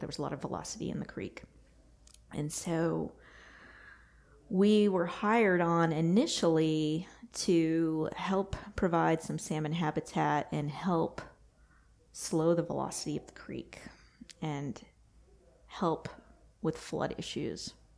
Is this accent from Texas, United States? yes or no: yes; Texas, United States; now in North Carolina, United States; I'm from Texas.